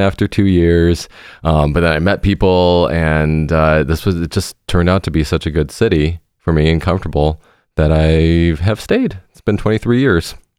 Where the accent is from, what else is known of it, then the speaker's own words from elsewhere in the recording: Seattle, Washington, United States; moved away as an adult; now in Milwaukee, United States; I grew up in Seattle, Washington, on the West Coast